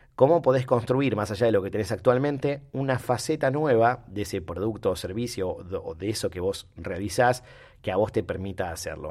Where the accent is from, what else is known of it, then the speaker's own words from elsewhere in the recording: Rosario, Santa Fe, Argentina; nosotros los rosarios